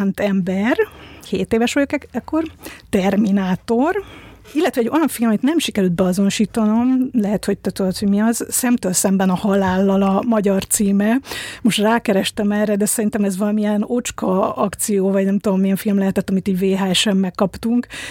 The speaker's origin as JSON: {"language": "Hungarian", "region": "Budapest", "country": "Hungary", "tie": "born or raised there", "said": "1978. szeptember 21-én születtem. Budapesten."}